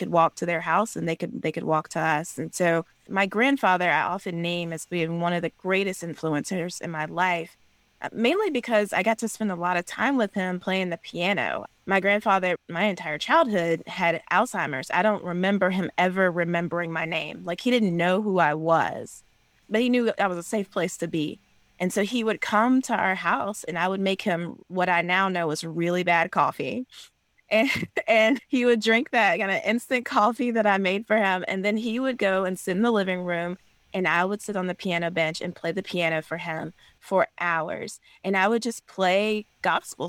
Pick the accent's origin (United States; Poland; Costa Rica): United States; South Carolina; now in Georgia, United States; Calpin, South Carolina. It's a small, rural, one-stoplight, literally one-stoplight town in kind of the Appalachian foothills of South Carolina, where I grew up